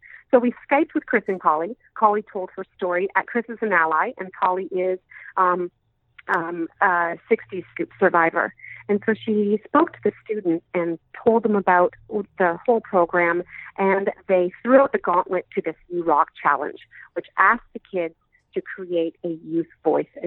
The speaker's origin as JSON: {"language": "English", "town": "Cambridge", "region": "Ontario", "country": "Canada", "tie": "born or raised there", "lives_now": "Napanee, Canada", "said": "I was born in Cambridge, Ontario, and I currently live in Napanee, Ontario"}